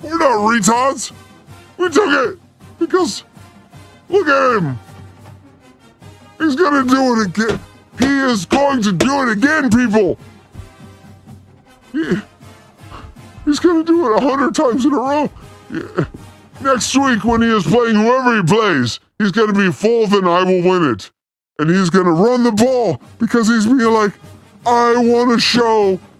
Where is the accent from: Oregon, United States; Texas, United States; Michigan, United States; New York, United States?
Oregon, United States; I'm from Oregon